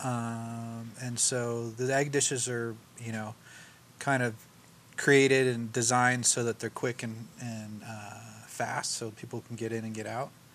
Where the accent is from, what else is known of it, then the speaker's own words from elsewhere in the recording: Mill Valley, California, United States; also born or lived in San Francisco; grew up in Mill Valley